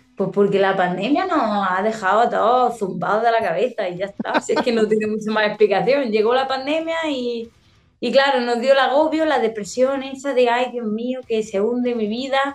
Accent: Andalusia, Spain; yo tengo muchos giros que son de, mi tierra, de aquí, de Andalucía

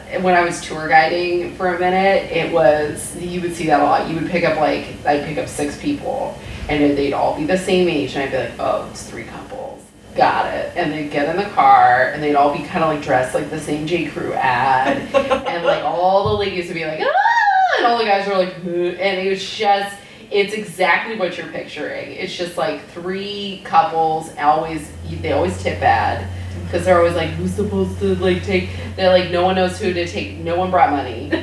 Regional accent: California, United States; also born or lived in Arizona / San Luis Obispo; now in Los Angeles, United States; I'm originally from Northern California

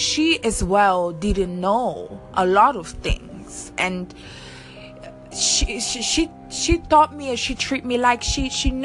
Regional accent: Italy; also born or lived in Seychelles; I was born on the island Seychelles, growing up in Italy, different society, different way of living

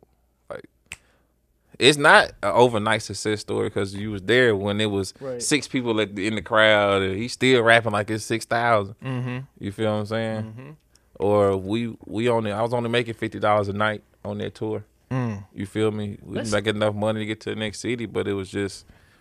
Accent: Memphis, Tennessee, United States; I'm originally from Memphis.

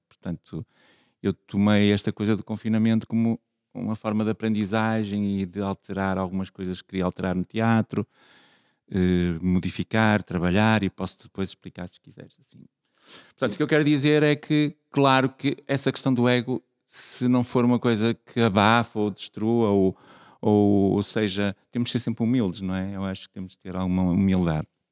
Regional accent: Vila Nova de Famalicão, Norte, Portugal; Eu nasci em Famalicão, que era assim uma terriola aqui perto

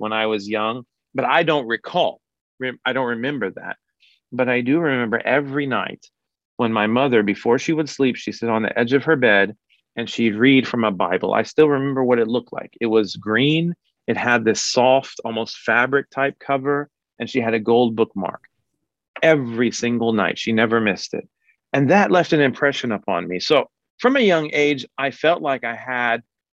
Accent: Kansas City, Kansas, United States; I was born in 1983 in Kansas City, Kansas

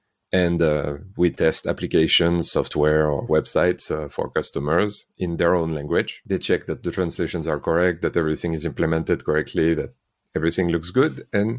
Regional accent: Nice, Provence-Alpes-Côte d'Azur, France; English is a second language; moved away as an adult; now in Helsinki, Finland; I'm from France. I was born in Nice. Mm-hmm. Explains the horrible accent. And I moved to Finland 13 years ago now

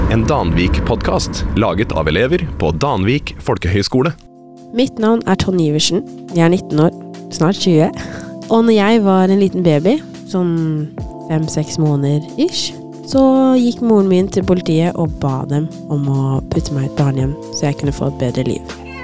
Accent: Norway; first language Norwegian; also born or lived in Addis Ababa, Ethiopia; Og jeg ble adoptert hit når jeg var sånn ti-elleve måneder

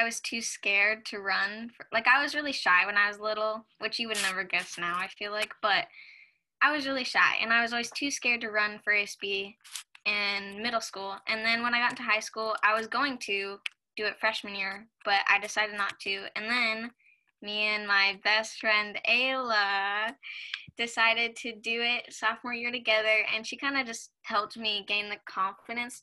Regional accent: Washington, United States; I was born and raised in Washington, and I, right now I live in the house that I've always lived

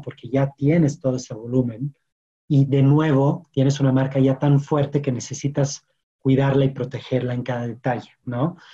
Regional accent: France; Spanish is a second language; moved away as an adult; also born or lived in London; now in Mexico; yo soy francés y llegué a México hace ocho, años

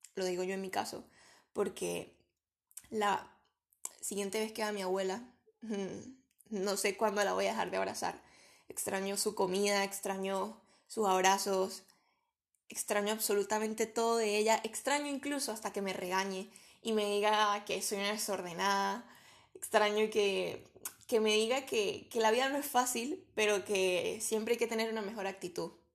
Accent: Venezuela; moved away as an adult; now in Spain; soy venezolana, pero tengo tres años viviendo en España

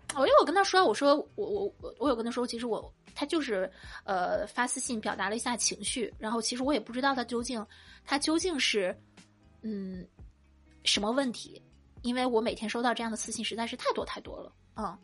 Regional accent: Shandong, China; 我们山东人

